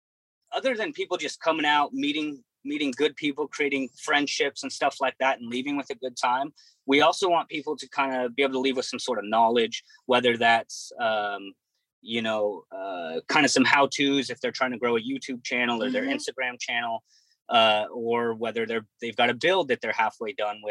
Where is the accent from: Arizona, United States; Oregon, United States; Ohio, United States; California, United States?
Oregon, United States; I was born in Oregon, raised in Oregon